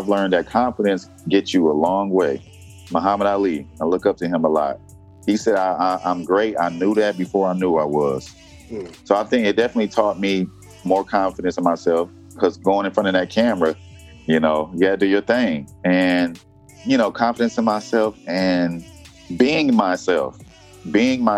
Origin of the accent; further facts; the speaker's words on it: Detroit, Michigan, United States; moved away as an adult; now in Macon, Georgia, United States; where I came from in Detroit, Michigan, the people I was surrounded